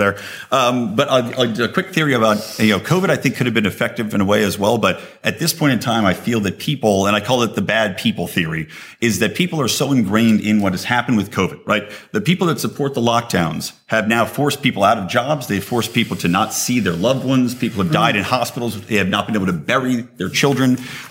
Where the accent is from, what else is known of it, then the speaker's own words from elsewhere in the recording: United States; I'm an American